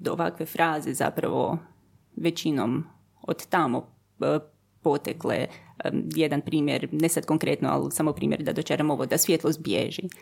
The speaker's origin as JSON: {"language": "Croatian", "country": "Germany", "tie": "born or raised there", "lives_now": "Croatia", "said": "Onda sam se vratila u Hrvatsku sa grozno teškim naglaskom iz njemačkog jer sam polu zaboravila hrvatski pa sam hrvatski morala ponovo naučiti"}